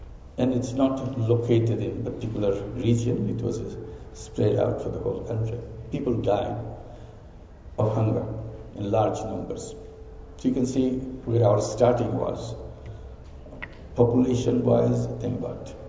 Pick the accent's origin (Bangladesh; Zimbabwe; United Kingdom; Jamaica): Bangladesh; I'm from Bangladesh